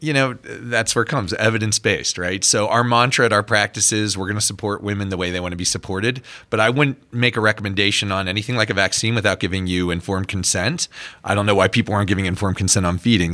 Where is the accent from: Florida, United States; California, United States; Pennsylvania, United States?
Pennsylvania, United States; Pittsburgh; pediatrician, born and raised in Pittsburgh, stayed there